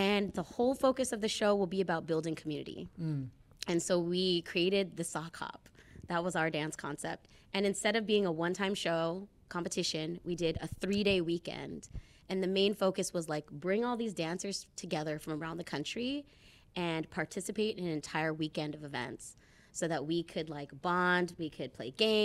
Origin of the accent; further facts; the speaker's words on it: United States; as a Filipino, Japanese American, I grew up going to hella family parties.